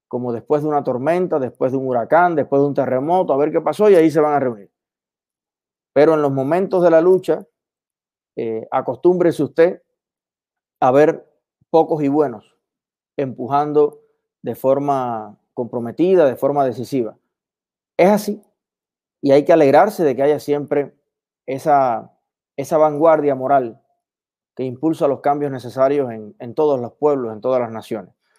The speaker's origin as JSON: {"language": "Spanish", "country": "Cuba", "moved": "yes", "lives_now": "Miami, United States"}